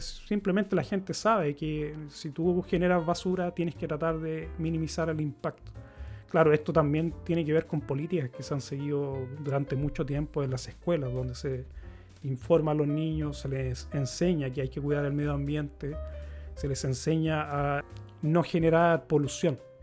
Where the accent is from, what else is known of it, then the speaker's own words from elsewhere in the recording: Chile; moved away as an adult; now in Sweden; yo nací en Chile, me crié en Chile